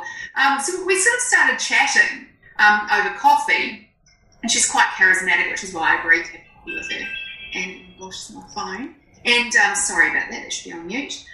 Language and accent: English; New Zealand; I'm a Kiwi